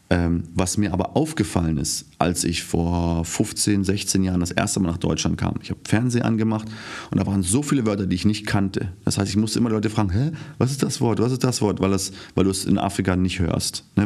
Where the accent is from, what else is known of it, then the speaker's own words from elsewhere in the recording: Namibia; first language German; also born or lived in Windhoek; now in Germany; In Namibia aufgewachsen, geboren, fünfte Generation, ich bin Deutsch.